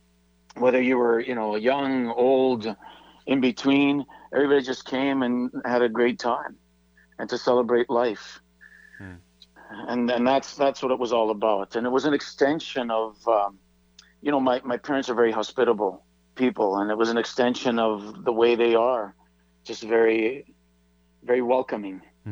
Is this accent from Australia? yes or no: no; Vancouver, British Columbia, Canada; Yes, I was.